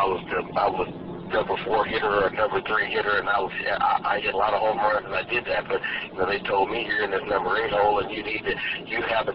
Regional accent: Lawrence, Kansas, United States; also born or lived in Paris, France; I came home and I'm from Lawrence, Kansas

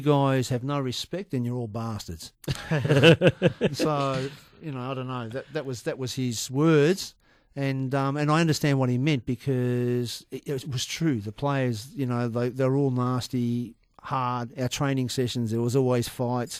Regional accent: Australia; being Australian

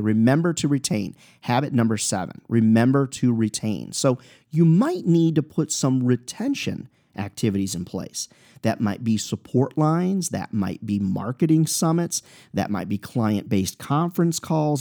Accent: Clinton, Iowa, United States; I'm an Iowa guy. I was born in Iowa, Clinton, Iowa.

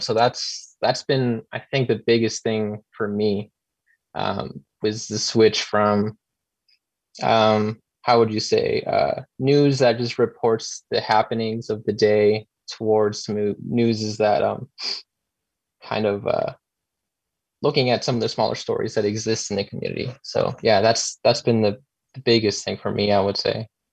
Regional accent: Utah, United States; I was born and raised here in Utah

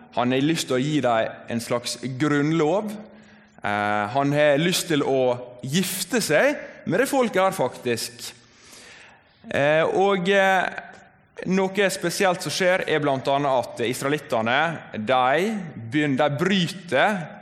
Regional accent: Volda, Møre og Romsdal, Norway; moved away as an adult; now in Bergen, Norway; jeg kommer fra Volda på Sunnmøre

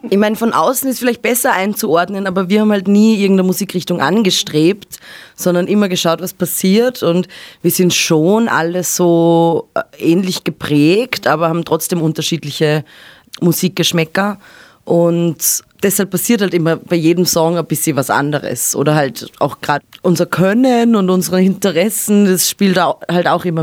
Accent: Ebensee, Upper Austria, Austria; now in Vienna, Austria; aufgewachsen in Oberösterreich in einem kleinen Ort.

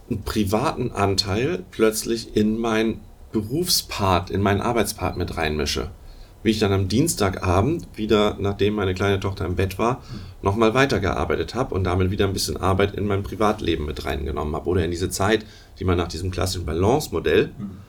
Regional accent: Hamburg, Germany; Ich komme eigentlich aus Hamburg, daher auch Moin Moin mal vorhin.

